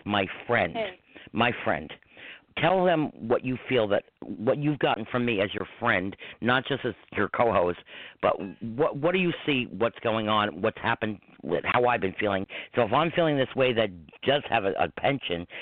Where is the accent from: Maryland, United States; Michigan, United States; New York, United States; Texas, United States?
New York, United States; Croton-on-Hudson; I grew up in Croton, which is four and a half miles from here